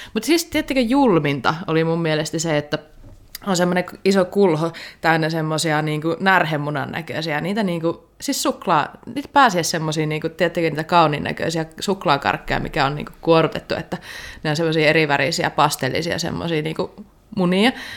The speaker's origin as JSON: {"language": "Finnish", "region": "Savo", "country": "Finland", "said": "kun mä oon savolainen"}